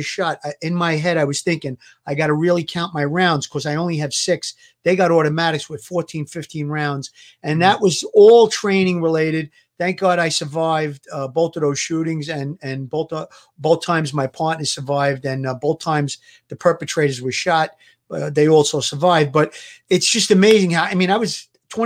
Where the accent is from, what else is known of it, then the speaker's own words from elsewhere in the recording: New York City, New York, United States; growing up in New York and in Brooklyn in the streets